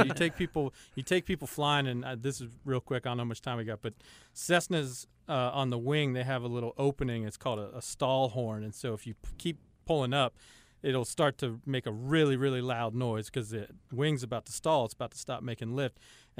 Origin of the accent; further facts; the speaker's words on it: Cincinnati, Ohio, United States; Yeah, I am from the great state of Ohio. I grew up in Cincinnati, Ohio.